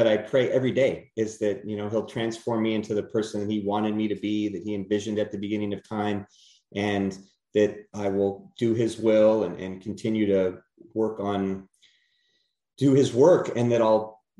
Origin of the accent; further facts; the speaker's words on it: California, United States; moved away; I'm originally from California